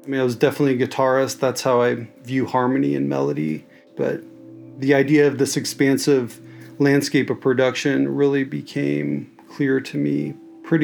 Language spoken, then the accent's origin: English; Kansas City, Kansas, United States; moved away as an adult; now in San Francisco, United States; I grew up in Kansas City, born in Kansas City, Missouri, raised in Kansas City, Kansas